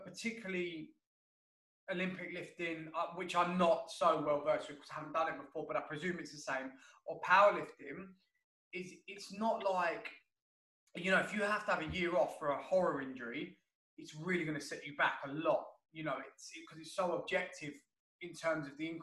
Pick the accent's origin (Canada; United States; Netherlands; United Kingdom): United Kingdom; London; a London boy like me